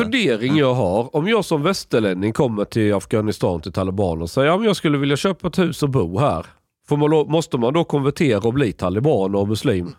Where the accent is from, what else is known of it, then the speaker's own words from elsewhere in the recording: Sweden; jag kommer som svensk